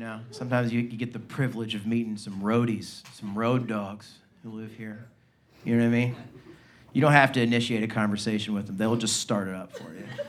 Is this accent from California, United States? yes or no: no; Birmingham, Alabama, United States; also born or lived in Nashville, Tennessee; now in Los Angeles, United States; I was raised in Birmingham